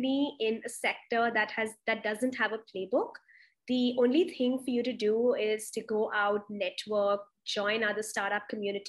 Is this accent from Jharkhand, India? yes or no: no; Delhi, India; moved away; also born or lived in Mumbai / Pune; in Delhi. I'm originally from there, but I've also been in Bombay, Pune.